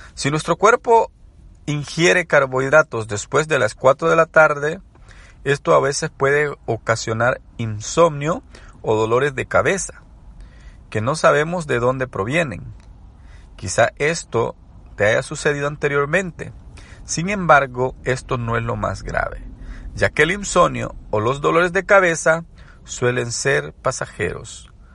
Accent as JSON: {"language": "Spanish", "country": "El Salvador", "said": "soy salvadoreño"}